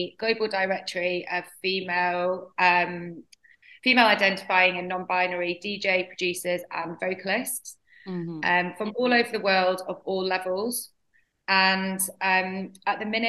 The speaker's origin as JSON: {"language": "English", "town": "Doncaster", "region": "Yorkshire and the Humber", "country": "United Kingdom", "tie": "born or raised there", "moved": "yes", "said": "growing up in Doncaster, there was nothing like"}